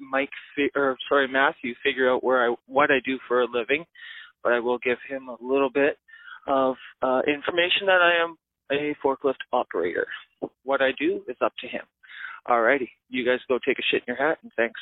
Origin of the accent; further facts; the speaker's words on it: Kamloops, British Columbia, Canada; I'm from Kamloops